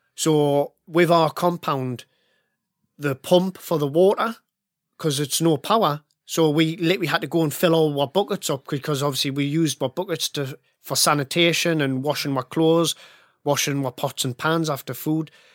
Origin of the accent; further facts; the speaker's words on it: Northern England, United Kingdom; I grew up in the nineties and early two thousands, and I come from a, a, a northern working class family. My dad was a miner.